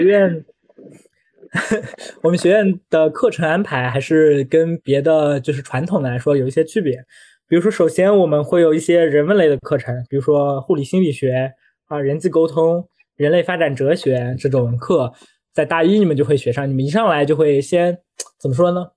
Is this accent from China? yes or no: yes; Shanghai, China; moved away as an adult; now in Beijing, China; 我是上海的，我可以回上海的三甲医院